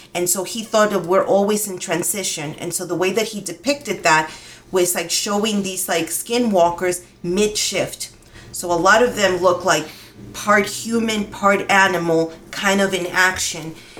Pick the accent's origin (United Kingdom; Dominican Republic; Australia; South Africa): Dominican Republic; now in Albuquerque, United States; I'm from the Dominican Republic and I was um, raised in the Yoruba religion